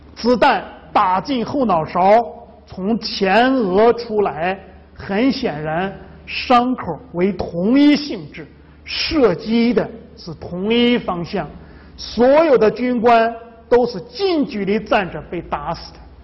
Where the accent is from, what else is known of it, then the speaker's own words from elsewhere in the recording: China; 这我们中国人呢，很忌讳把这个房子建在坟墓周围